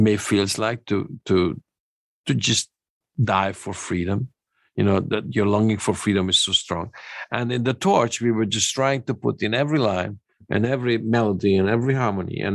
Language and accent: English; Budapest, Hungary; moved away; I was born in Budapest